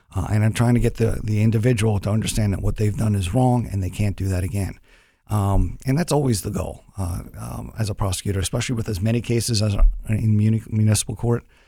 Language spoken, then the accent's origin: English; Long Island, New York, United States; now in Columbus, Ohio, United States; I'm originally from New York.